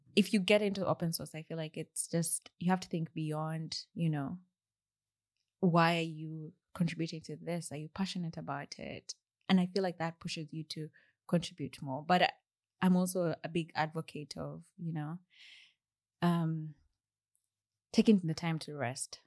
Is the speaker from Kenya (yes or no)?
yes; Kenya; accent: Kenyan English; moved away as an adult; my Kenya English accent